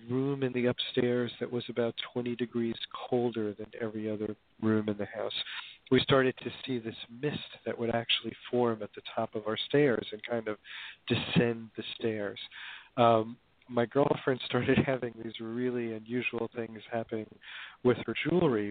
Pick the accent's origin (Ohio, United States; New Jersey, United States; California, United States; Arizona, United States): New Jersey, United States; Hoboken; I grew up in Hoboken, New Jersey, back in the days when it was a kind of traditional